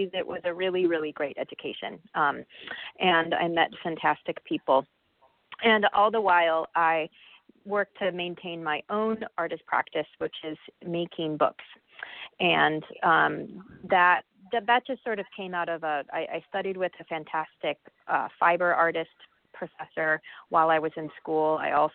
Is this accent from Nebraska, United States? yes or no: yes; Nebraska, United States; moved away as an adult; now in Minneapolis, United States; I didn't grow up in Minnesota. I grew up in Nebraska, and I ended up here to go to school, as many people